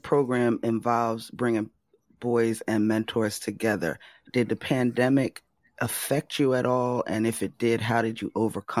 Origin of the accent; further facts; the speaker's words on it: Camden, New Jersey, United States; I'm a Camden City native myself, I couldn't pass up this opportunity to rep my hometown